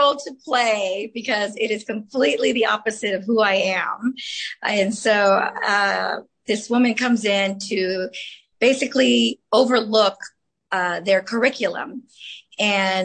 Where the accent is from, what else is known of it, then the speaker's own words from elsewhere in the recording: Los Angeles, California, United States; first language Spanish; English is a second language; I grew up in the San Fernando Valley, Arleta, Pacoima area. I went to San Fernando High School and learned Spanish as my first language